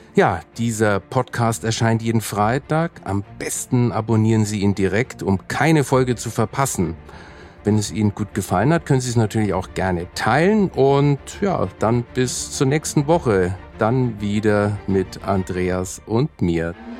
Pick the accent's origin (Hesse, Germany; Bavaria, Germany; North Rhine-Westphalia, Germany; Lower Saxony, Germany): Bavaria, Germany; Nuremberg; Ich bin zwar in Nürnberg aufgewachsen